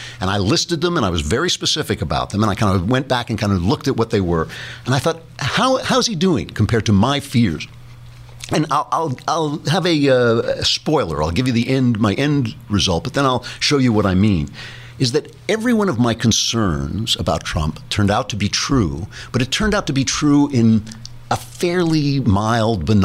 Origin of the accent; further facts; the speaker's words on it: New York, United States; I'm a New Yorker